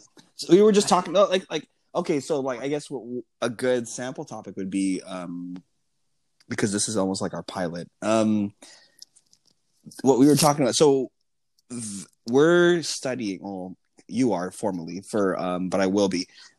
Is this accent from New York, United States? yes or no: no; Los Angeles, California, United States; also born or lived in San Marcos, California; now in Oakland, United States; I'm from Los Angeles, California